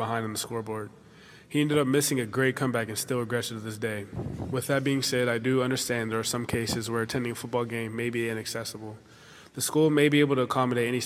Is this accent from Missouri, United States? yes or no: no; Pittsburgh, Pennsylvania, United States; I'm from the City of Champions